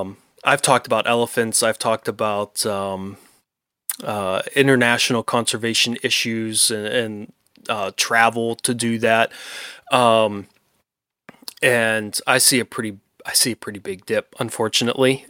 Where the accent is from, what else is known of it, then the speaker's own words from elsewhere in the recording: Pennsylvania, United States; my home state that I love